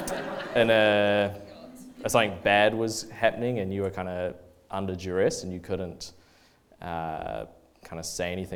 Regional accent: Oamaru, Otago, New Zealand; I grew up in Oamaru, not from a Christian family really at all

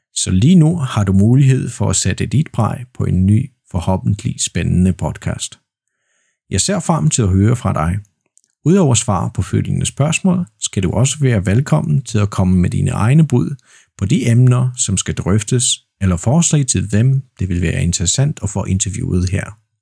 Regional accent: Poland; Danish is a second language; Jeg er vaskeægte polak, jeg er født og opvokset i Polen, og jeg bor i Poznan

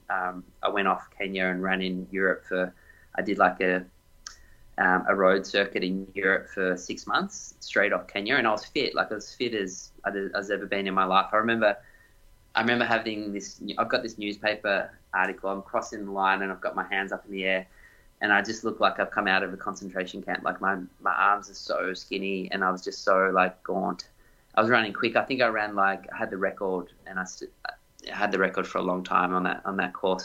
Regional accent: Doncaster, Victoria, Australia; also born or lived in Ballarat; growing up in Doncaster was a hilly sort of place to run.

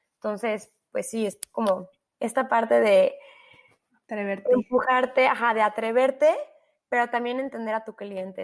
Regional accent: Mexico; also born or lived in London; nosotros como mexicanos

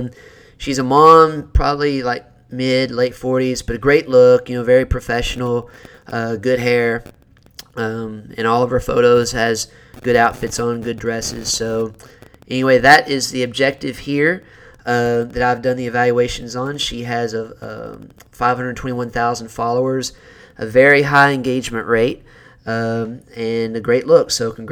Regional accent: Calvert City, Kentucky, United States; Draffenville, which was not too far from where I grew up in Calvert City.

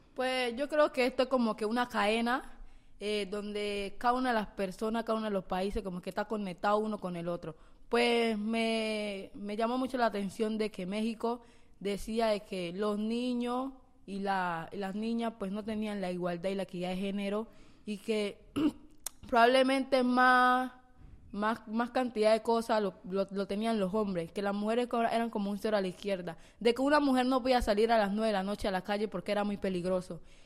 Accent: Colombia; en nuestro país

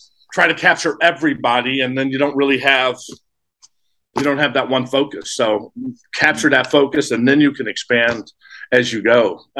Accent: St. Louis, Missouri, United States; moved away as an adult; also born or lived in Arizona / Riverside, California / Alaska; I grew up in St. Louis, state of misery, as I call it.

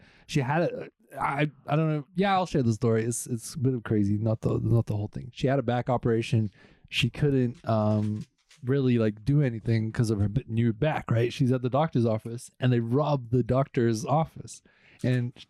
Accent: Boksburg, Gauteng, South Africa; moved away; growing up in South Africa

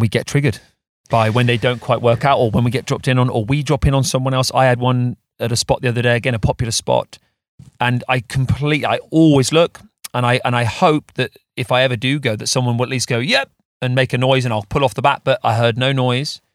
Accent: England, United Kingdom; as English surfers

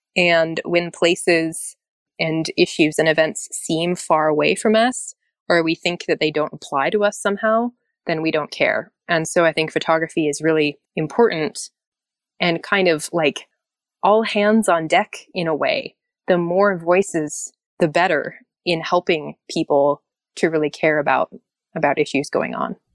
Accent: Alaska, United States; I'm from Alaska.

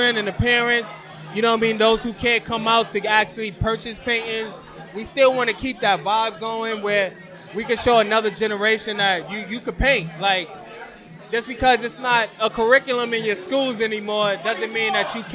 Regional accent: New York, United States; I'm from East New York

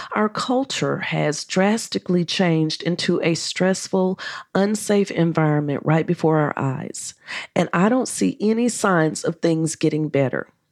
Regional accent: United States; accent: American; My American accent

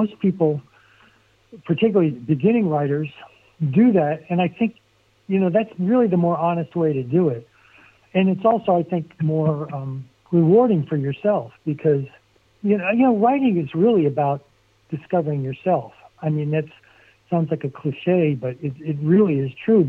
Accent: Barnegat, New Jersey, United States; moved away; I grew up on, you know, in Barnegat, and it's a small town

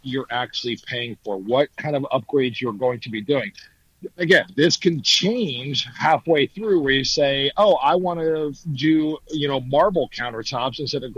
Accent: New Jersey, United States; moved away; I'm from New Jersey, so I know how expensive things are up in the Northeast

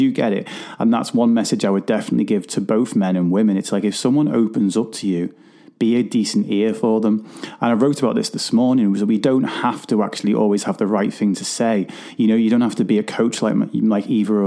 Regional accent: Liverpool, North West England, United Kingdom; I'm from Liverpool

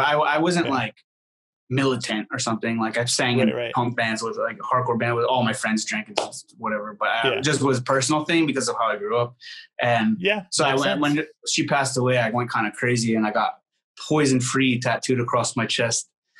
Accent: Syracuse, New York, United States; You know, I was growing up in Syracuse, like I got into straight edge hardcore bands and stuff

